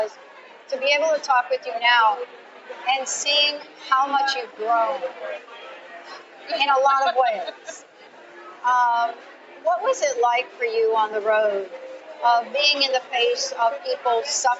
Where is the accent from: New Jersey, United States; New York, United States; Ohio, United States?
New Jersey, United States; also born or lived in Washington State; now in Washington, United States; I grew up in New Jersey, but I live in Washington State